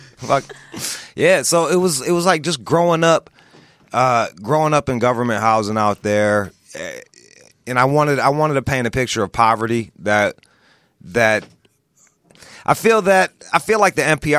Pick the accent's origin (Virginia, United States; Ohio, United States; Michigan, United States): Michigan, United States; Pontiac; I'm from the Rust Belt. I'm from outside of Detroit, Pontiac, Michigan, which is – like Detroit already has an inferiority complex.